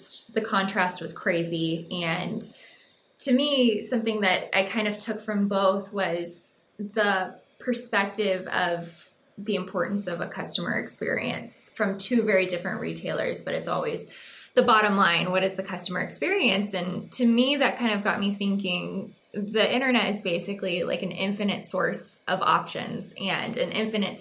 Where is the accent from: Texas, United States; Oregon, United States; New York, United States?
Texas, United States; I was born and raised in Texas. I grew up in a very small farming community out west, very Friday Night Lights-esque